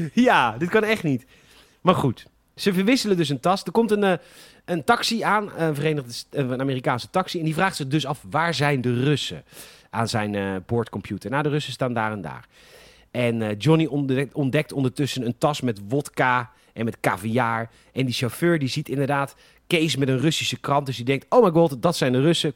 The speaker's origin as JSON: {"language": "Dutch", "country": "Netherlands", "said": "wij Nederlanders"}